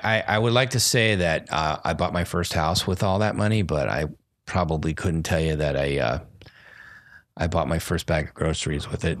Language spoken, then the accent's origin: English; Los Angeles, California, United States; I'm from Los Angeles